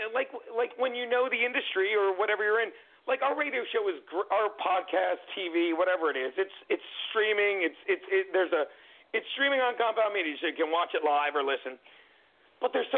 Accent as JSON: {"language": "English", "town": "Vineland", "region": "New Jersey", "country": "United States", "tie": "born or raised there", "said": "growing up in Vineland, growing up on a farm, going to high school in South Jersey"}